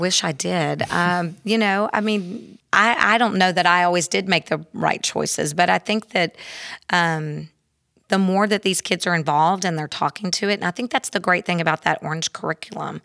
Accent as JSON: {"language": "English", "town": "Houston", "region": "Texas", "country": "United States", "tie": "born or raised there", "also_born_or_lived": "Klein area", "said": "I grew up in Spring Branch, in, in Houston"}